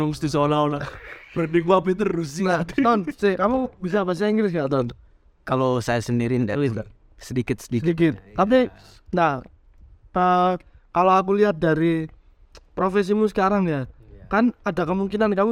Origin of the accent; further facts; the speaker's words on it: Surabaya, East Java, Indonesia; Ya, bahwa aku sebagai orang Surabaya setuju ya artikelnya.